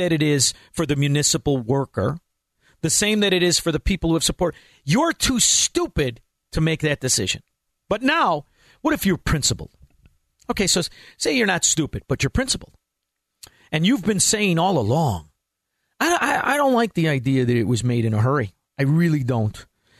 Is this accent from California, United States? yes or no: no; Melrose Park, Illinois, United States; I know a lot of guys. I'm from Melrose Park. Know a lot of guys buying into scams.